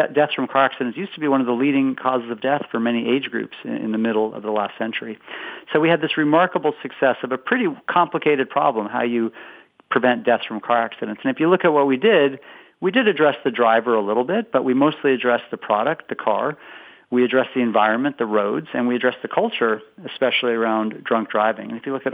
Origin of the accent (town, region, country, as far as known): West Coast, United States; moved away as an adult; now in Boston, United States